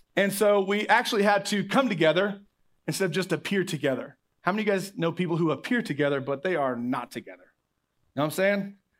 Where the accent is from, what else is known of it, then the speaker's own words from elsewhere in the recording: Oklahoma, United States; I'm from Oklahoma